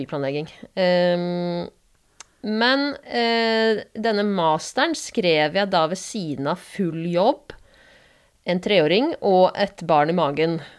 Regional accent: Asker, Akershus, Norway; moved away as an adult; now in Bergen, Norway; Jeg er fra Asker, men har bodd i Bergen i eh, ja, snart 15 år.

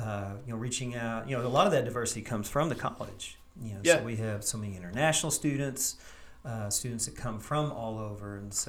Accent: East Tennessee, United States; moved away as an adult; now in Campbellsville, United States; I'm a transplant from East Tennessee.

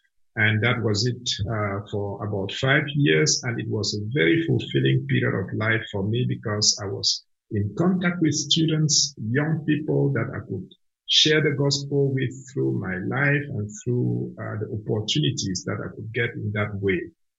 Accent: Cameroon; first language Cameroonian language; English is a second language; You imagine speaking my mother tongue, which is a Cameroonian language, all the way to the age of six. And then going to school for the first time and being exposed to education in French, a language that I did not understand at all.

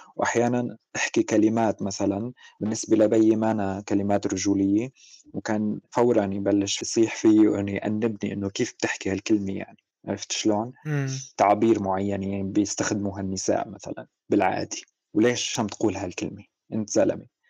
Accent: Suwayda, As-Suwayda Governorate, Syria; ولدت بمدينة السويداء بالجنوب السوري

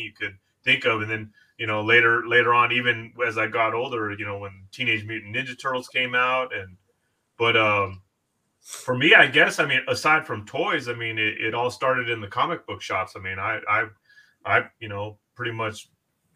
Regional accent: Southern California, United States; I'm born and raised in Southern California

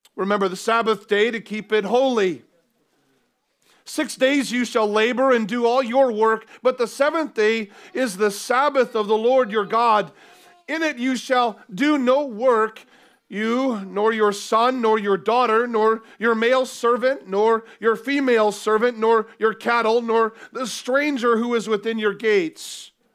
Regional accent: United States; now in Cardiff, United Kingdom; where I grew up in the U S

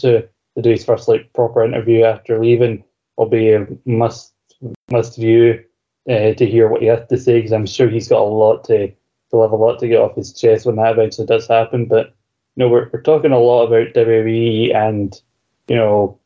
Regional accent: Scotland, United Kingdom; I'm a Scottish person

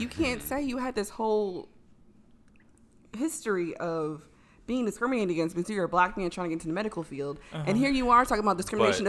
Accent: Baltimore, Maryland, United States; I'm from the suburbs. I'm from the suburbs of Baltimore.

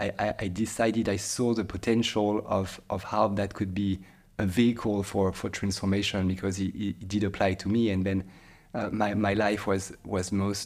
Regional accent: Île-de-France, France; And I grew up in near Paris in a place that was quite calm as well.

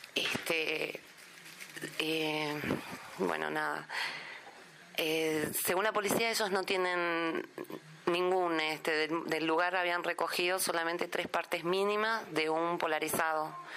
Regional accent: San Salvador de Jujuy, Jujuy, Argentina; soy de San Salvador de Jujuy, departamento Manuel Grano, capital

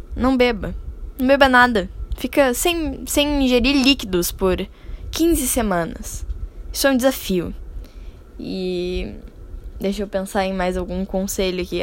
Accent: Brazil; falando como brasileiro

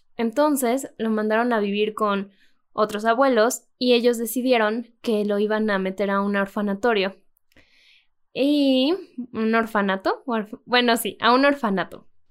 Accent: Mexico; soy, escritora mexicana

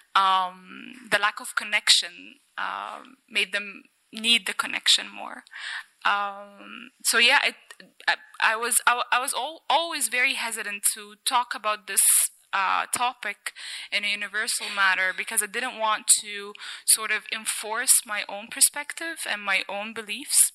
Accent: Cairo, Cairo Governorate, Egypt; I was brought up in Cairo

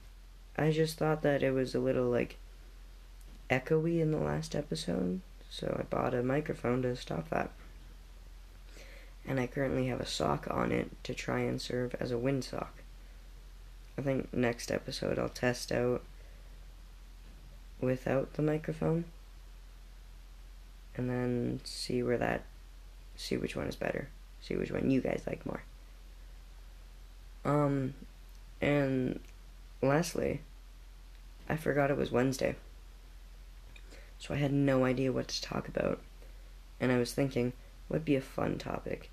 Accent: Canada; I'm Canadian

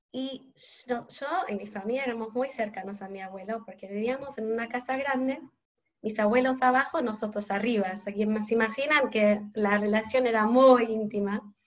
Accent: Montreal, Quebec, Canada; Spanish is a second language; moved away as an adult; now in Argentina; yo soy canadiense, de Montreal

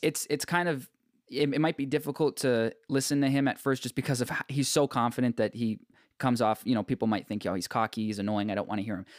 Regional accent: Markham, Ontario, Canada; I grew up in Markham

